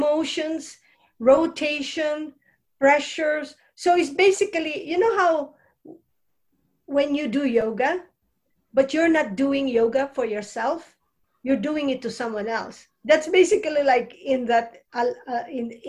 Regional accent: Philippines; moved away as an adult; I'm from Philippines

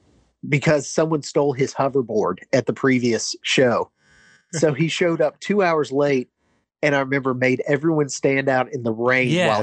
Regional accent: Paducah, Kentucky, United States; moved away as an adult; Born and raised in Paducah, Kentucky.

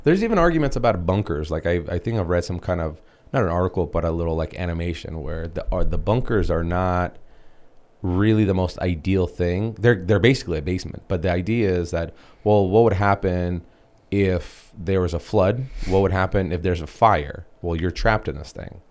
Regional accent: Bryansk, Bryansk Oblast, Russia; moved away; I was born in Br-, Br-, Bryansk, Russia

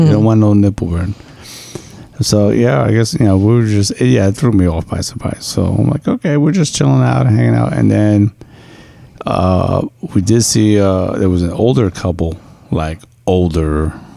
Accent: New York, United States; I'm a New Yorker

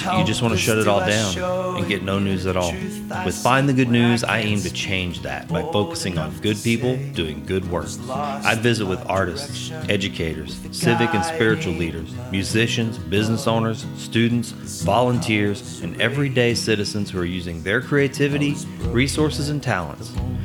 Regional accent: Sulphur, Louisiana, United States; a journalist in my hometown of Sulphur, Louisiana

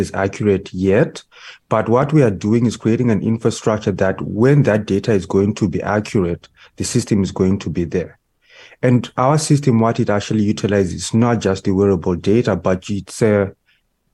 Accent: Zimbabwe; now in Canada; originally, me and my family, we are from Zimbabwe, and we migrated to Canada in 2005

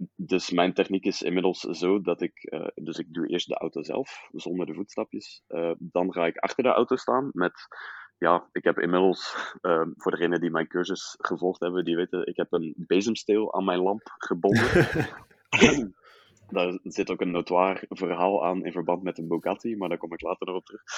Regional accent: Riemst, Flanders, Belgium; also born or lived in Utrecht, Netherlands / Leuven / Brussels; now in Ghent, Belgium; geboren in Utrecht, dan vier jaar in Nederland, inderdaad. Eh, vervolgens Belgisch Limburg in Riemst.

